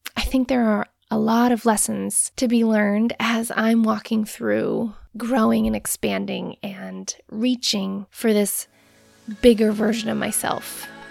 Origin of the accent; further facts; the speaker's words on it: Rhode Island, United States; moved away as an adult; also born or lived in Hawaii; now in Maine, United States; I grew up in Rhode Island